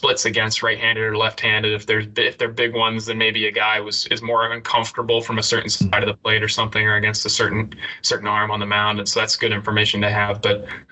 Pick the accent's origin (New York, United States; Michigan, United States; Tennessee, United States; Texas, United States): Tennessee, United States; Knoxville; growing up in Knoxville